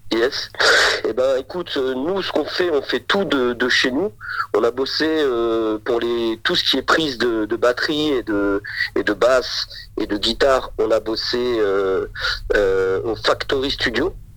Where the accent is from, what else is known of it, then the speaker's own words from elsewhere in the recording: Auxerre, Bourgogne-Franche-Comté, France; on, a toujours grandi ici, on a toujours été, on vient de, de, Bourgogne